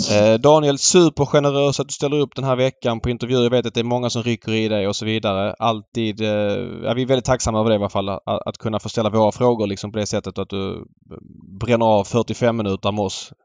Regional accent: Skåne, Sweden; mig som är född och uppvuxen i Skåne

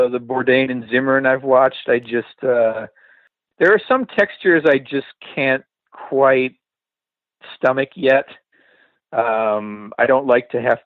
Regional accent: Michigan, United States; moved away as an adult; now in Los Angeles, United States; the stereotypical white people food that I grew up with in the Midwest

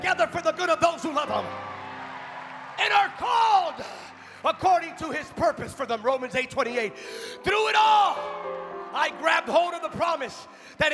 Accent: California, United States; I'm from California

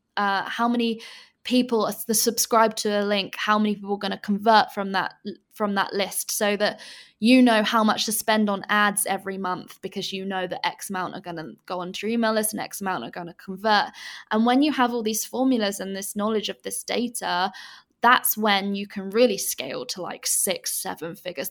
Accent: England, United Kingdom; moved away as an adult; now in Bali, Indonesia; I'm originally from England, as you can probably tell by my accent, but I actually live in Bali, and I have done for the past three years

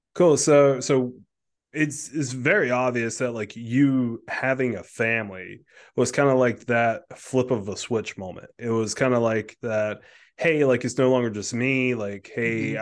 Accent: South Carolina, United States; now in Delaware, United States; I grew up in South Carolina

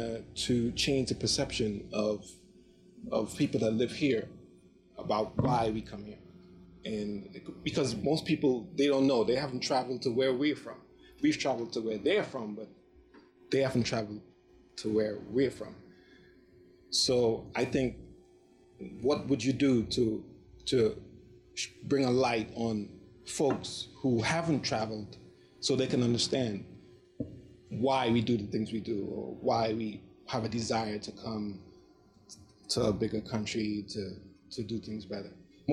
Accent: Trinidad & Tobago; now in United States; All right. So I've been a foreign student since 1995. I came from Trinidad and Tobago.

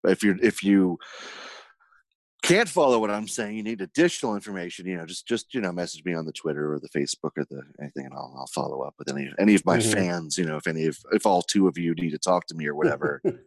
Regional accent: Ireland; I'm Irish, but I'm also Jewish, so I don't like to waste money.

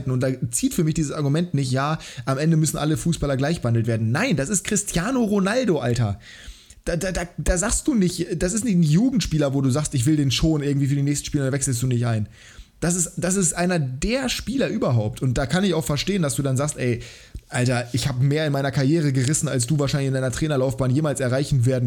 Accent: Bremen, Germany; ja natürlich, als Bremer

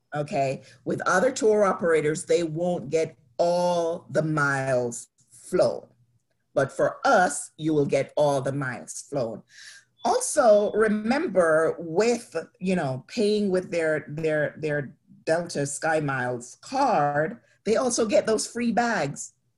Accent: Jamaica; growing up in Jamaica

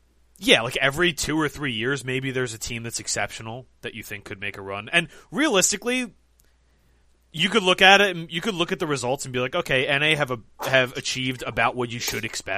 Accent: United States; we're all Americans

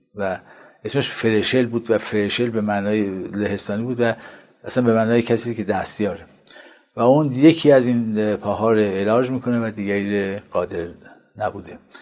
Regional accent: Qazvin, Qazvin Province, Iran; من در قزوین متولد شدم

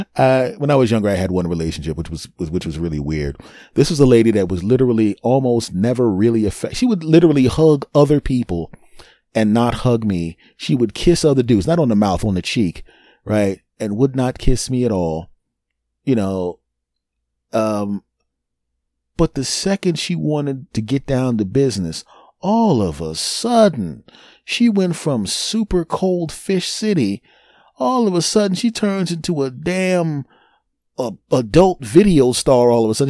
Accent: Philadelphia, Pennsylvania, United States; my hometown team won the Super Bowl a couple of years ago. I went to the parade

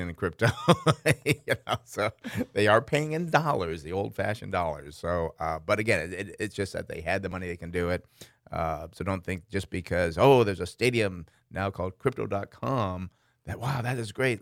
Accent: Schenectady, New York, United States; I grew up in Schenectady, New York

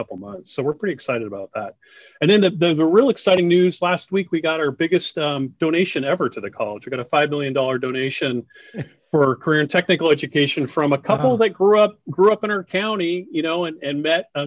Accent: Oregon City, Oregon, United States; I grew up in Oregon City

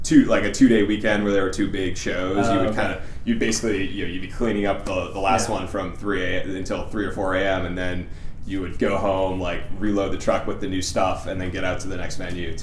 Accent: Plymouth, Massachusetts, United States; A town called Plymouth, Massachusetts.

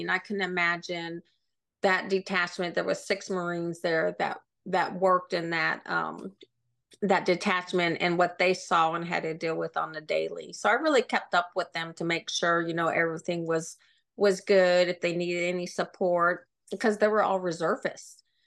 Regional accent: Sioux City, Iowa, United States; moved away; I grew up in Iowa, um, Sioux City, Iowa, which is right on the border of Nebraska and South Dakota

